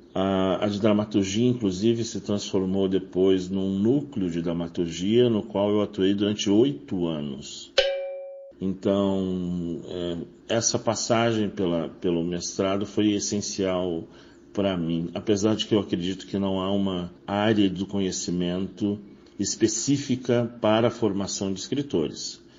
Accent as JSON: {"language": "Portuguese", "region": "Rio de Janeiro", "country": "Brazil", "tie": "born or raised there", "also_born_or_lived": "Rio Grande, Rio Grande do Sul / Barra Bonita, São Paulo / São Paulo / Brasília", "moved": "as an adult", "lives_now": "Florianópolis, Brazil", "said": "Eu sou carioca de nascimento, mas deixei o Rio de Janeiro aos 23 anos por questões profissionais"}